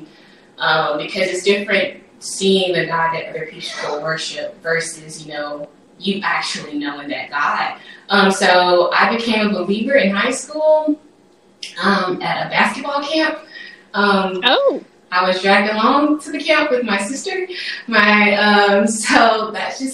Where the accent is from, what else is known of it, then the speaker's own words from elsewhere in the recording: Tennessee, United States; I was born here in Tennessee, but I have various roots in Mississippi, sort of like Nate, in that regard. And I would say that my upbringing was like this perfect blend of city life and country life